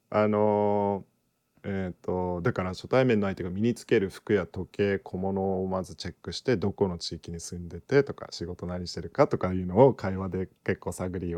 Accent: United States; あのー、ねアメリカ出身やけどさマインドがアメリカやとして日本の心理テストでどれだけなんかあれするんかなと思って

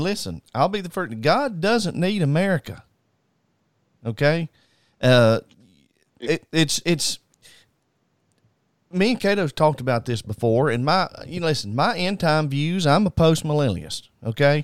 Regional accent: United States; we as American people

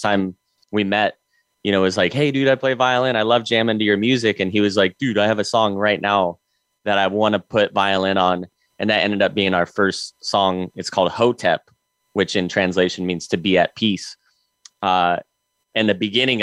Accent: Colorado, United States; growing up in Colorado

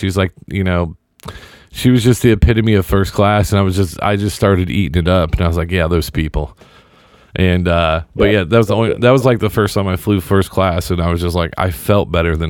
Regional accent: Indianapolis, Indiana, United States; I was flying from Dallas to Indy. Back home

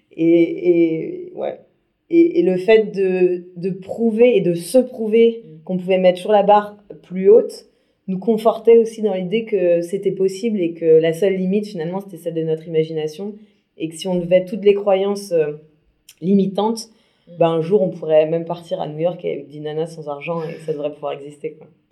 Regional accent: Brittany, France; je suis bretonne

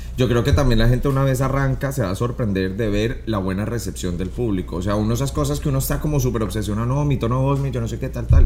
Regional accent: Colombia; inspirado muchísimo en Colombia porque es de donde yo soy

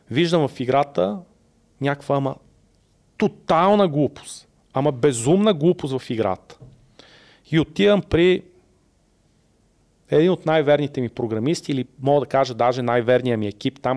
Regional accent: Sofia, Sofia City, Bulgaria; И ти си казваш, не, бе, аз съм от София, ама съм голямото село, нали?

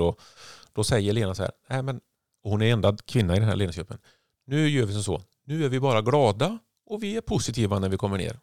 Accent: Sweden; moved away; som enda svensk

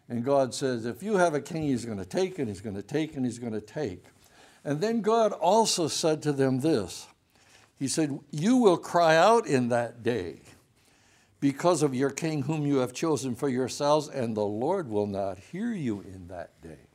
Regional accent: Michigan, United States; When I was growing up in Michigan, I went to a Christian school.

